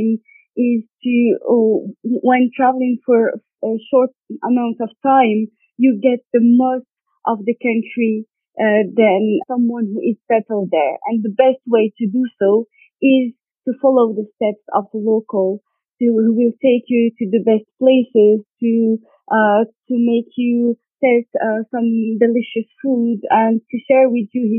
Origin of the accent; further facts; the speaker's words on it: Morocco; I'm born and raised in Morocco